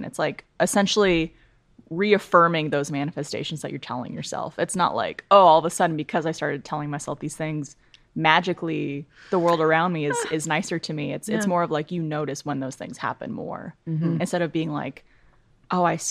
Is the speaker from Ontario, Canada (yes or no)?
yes; Ottawa, Ontario, Canada; also born or lived in Montreal; I was born in Montreal, but I grew up in Ottawa